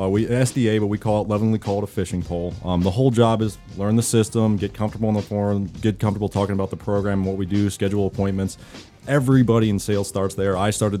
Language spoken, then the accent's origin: English; Philadelphia, Pennsylvania, United States; accent: East Coast; I'm from Philadelphia.